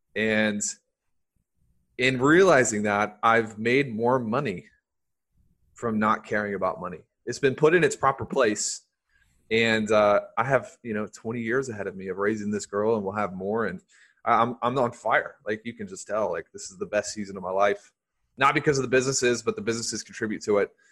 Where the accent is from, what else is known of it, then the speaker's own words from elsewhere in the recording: the South, United States; I grew up in the South